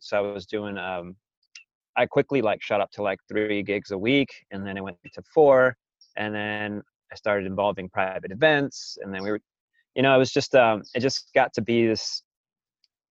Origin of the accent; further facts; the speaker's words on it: California, United States; also born or lived in Las Vegas, Nevada; I was born in Vegas and then by the age of two, I came out here to the desert.